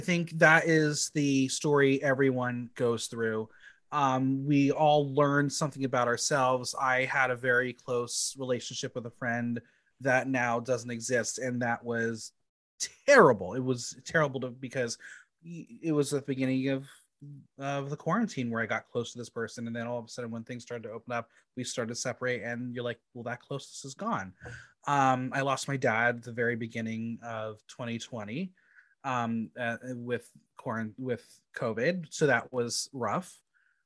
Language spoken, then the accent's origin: English; Mahwah, New Jersey, United States; also born or lived in Boston / New York; I was basically raised in a town called Mawa